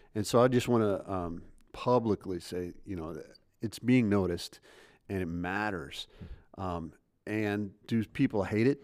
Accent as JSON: {"language": "English", "country": "United States", "said": "I'm an American"}